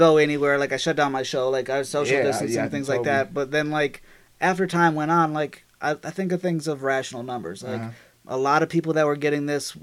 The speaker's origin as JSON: {"language": "English", "country": "United States", "said": "I'm American"}